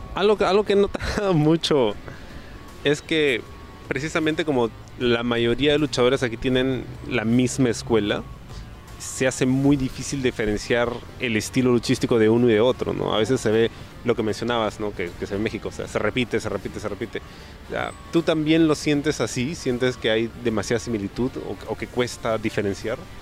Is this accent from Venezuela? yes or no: no; Peru; los luchadores peruanos somos